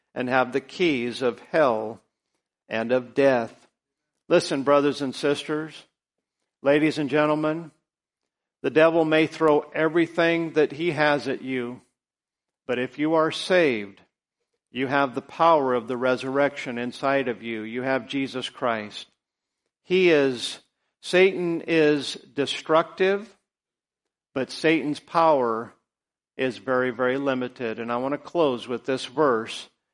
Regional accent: United States; all of us as American citizens

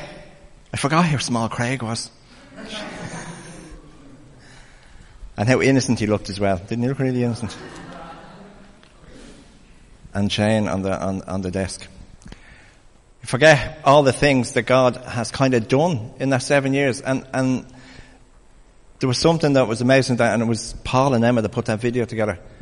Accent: Ireland; As Irish people

